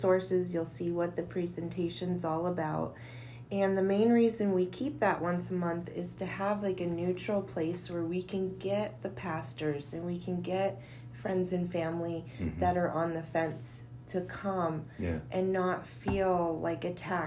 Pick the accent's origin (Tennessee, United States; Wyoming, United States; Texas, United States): Wyoming, United States; Cheyenne; I was born and raised in Cheyenne. My whole life is here.